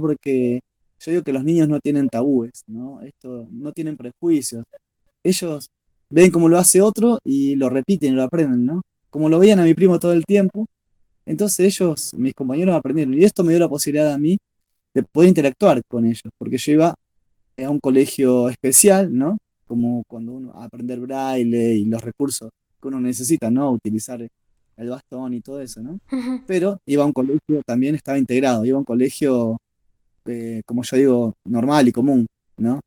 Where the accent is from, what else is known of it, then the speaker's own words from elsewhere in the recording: Rosario, Santa Fe, Argentina; soy de Rosario, de Santa Fe, Argentina